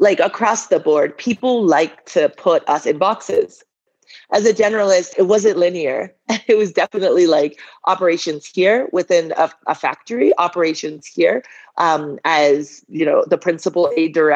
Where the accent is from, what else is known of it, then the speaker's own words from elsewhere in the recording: Boston, Massachusetts, United States; moved away as an adult; also born or lived in Liberia; At age 5, my father goes to do his master's in Boston. And my family goes with him